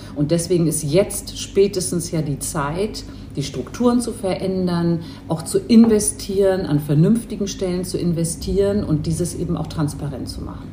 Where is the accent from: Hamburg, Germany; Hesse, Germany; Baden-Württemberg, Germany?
Hamburg, Germany; also born or lived in Istanbul; Ich bin in Hamburg geboren und groß geworden, habe aber noch ein zweites Elternhaus in Istanbul